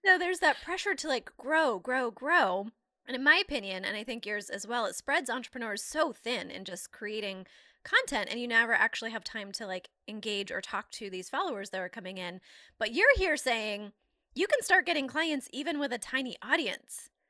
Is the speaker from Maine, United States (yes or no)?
yes; Maine, United States; I'm from Maine